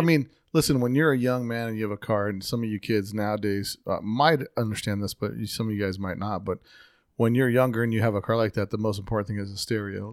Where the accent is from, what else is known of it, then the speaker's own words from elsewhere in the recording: Las Vegas, Nevada, United States; I'm from Vegas